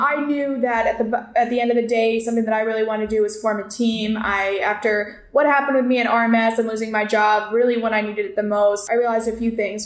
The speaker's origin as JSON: {"language": "English", "region": "Connecticut", "country": "United States", "moved": "as an adult", "lives_now": "Tampa, United States", "said": "I'm originally from Connecticut."}